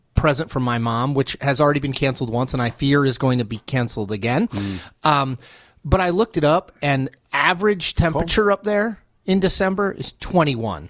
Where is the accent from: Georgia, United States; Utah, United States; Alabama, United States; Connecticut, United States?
Connecticut, United States; growing up in Connecticut, I which is not Norway.